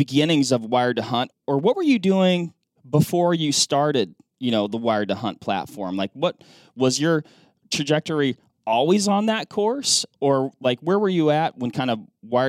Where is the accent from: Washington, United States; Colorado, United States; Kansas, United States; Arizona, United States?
Washington, United States; Western; I grew up hunting blacktails in Western Washington, rifle hunting